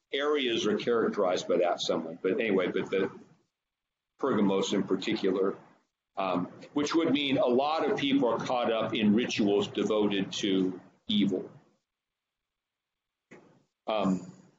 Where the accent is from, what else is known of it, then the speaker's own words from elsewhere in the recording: Northern California, United States; moved away; I'm from Northern California originally